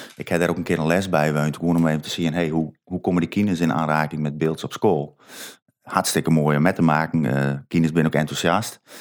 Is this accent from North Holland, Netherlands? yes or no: no; Sint Annaparochie, Friesland, Netherlands; ik kom van Sint-Anne